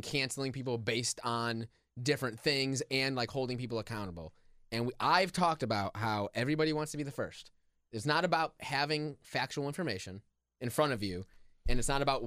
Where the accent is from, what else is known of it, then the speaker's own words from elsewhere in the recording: Chicago, Illinois, United States; I'm from Chicago.